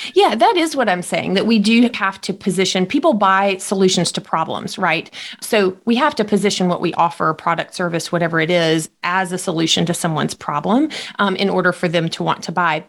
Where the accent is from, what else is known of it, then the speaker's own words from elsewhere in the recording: Jackson, Mississippi, United States; I was born in Mississippi, uh, raised here my entire life, and and most of my life raised just outside of Jackson